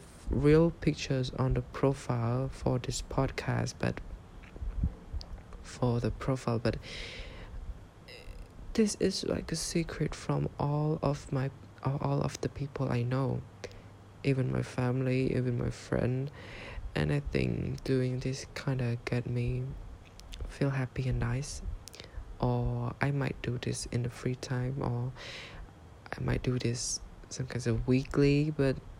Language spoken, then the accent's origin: English; Cambodia; English is a second language; I am from Cambodia.